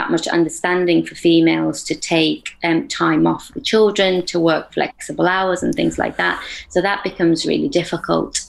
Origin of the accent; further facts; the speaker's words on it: United Kingdom; also born or lived in Afghanistan; I moved to the UK, and so I've been brought up in the UK